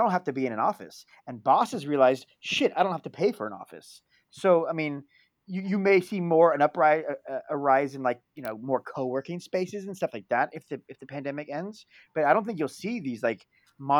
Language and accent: English; San Diego, California, United States; now in San Francisco, United States; I'm from San Diego